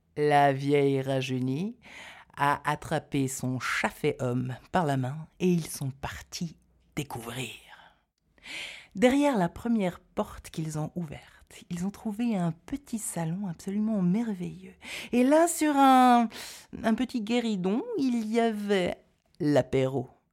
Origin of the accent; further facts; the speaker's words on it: Neuchâtel, Switzerland; par chez nous, à Neuchâtel, on l'appelait la Rôde